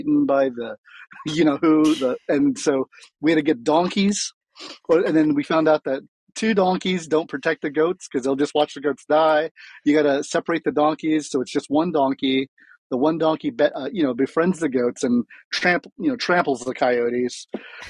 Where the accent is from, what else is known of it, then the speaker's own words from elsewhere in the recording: Flower Mound, Texas, United States; We used to live, we're from Flower Mound, and my dad was retiring. And everywhere we ever moved, you know, we moved around a lot in my childhood.